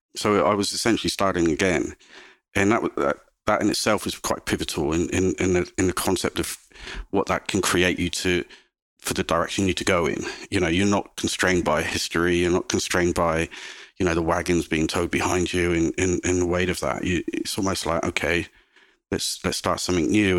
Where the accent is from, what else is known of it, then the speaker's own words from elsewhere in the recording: South West England, United Kingdom; moved away as an adult; now in Australia; growing up in England, Southwest England